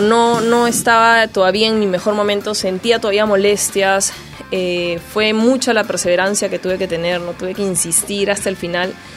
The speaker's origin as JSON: {"language": "Spanish", "country": "Peru", "said": "como peruanos que somos"}